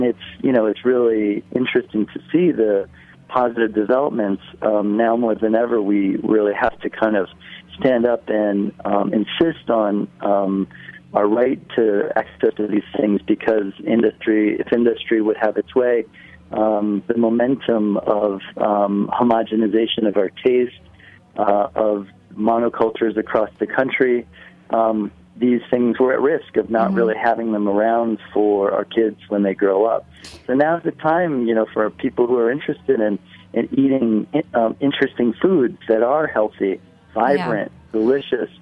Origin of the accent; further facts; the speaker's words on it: Midwest, United States; now in New York City, United States; I grew up in the Midwest